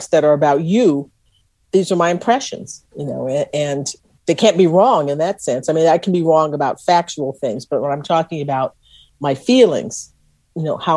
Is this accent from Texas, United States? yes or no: yes; Texas, United States; I was from Texas